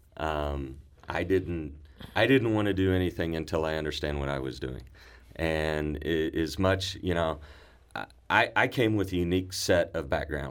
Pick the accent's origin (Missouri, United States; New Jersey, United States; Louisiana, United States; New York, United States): Missouri, United States; Cape Girardeau; I was born and raised in Cape Girardeau, Missouri.